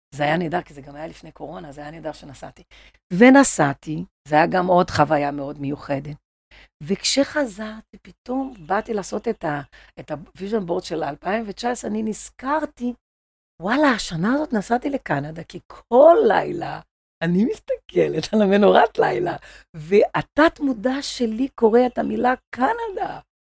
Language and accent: Hebrew; Rio de Janeiro, Brazil; accent: Brazilian; Hebrew is a second language; now in Israel; אני ברזילאית